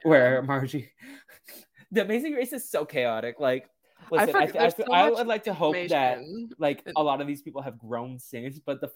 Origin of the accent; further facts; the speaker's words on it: Massachusetts, United States; I'm from Massachusetts